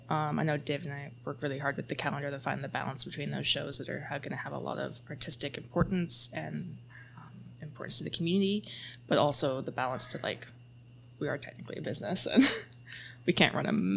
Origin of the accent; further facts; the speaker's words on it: Ladysmith, British Columbia, Canada; I grew up locally. I grew up in Ladysmith